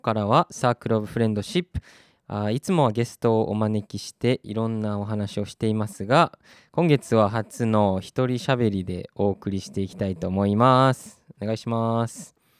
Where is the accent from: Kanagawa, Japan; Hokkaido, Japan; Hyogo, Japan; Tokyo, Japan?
Hyogo, Japan; Takarazuka; moved away as an adult; also born or lived in United Kingdom; 私出身が宝塚